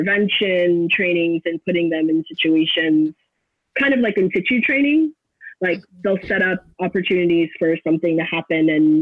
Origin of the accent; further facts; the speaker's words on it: Los Angeles, California, United States; moved away as an adult; now in Florida, United States; So I'm originally from Los Angeles. I grew up in the San Fernando Valley